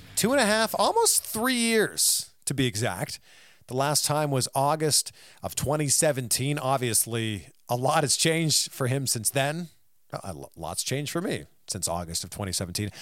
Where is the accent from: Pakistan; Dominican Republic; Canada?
Canada; I'm from Canada.